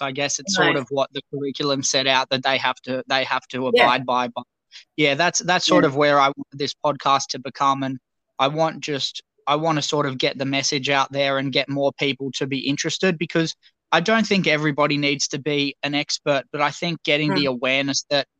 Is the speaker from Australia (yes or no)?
yes; Australia; accent: Australian; I didn't realize how strong my Australian accent was.